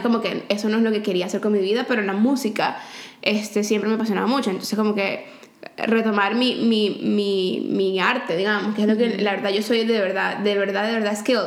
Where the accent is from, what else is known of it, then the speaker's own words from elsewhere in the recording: Valencia, Carabobo, Venezuela; also born or lived in Caracas, Venezuela; cuando nos mudamos de Caracas a Valencia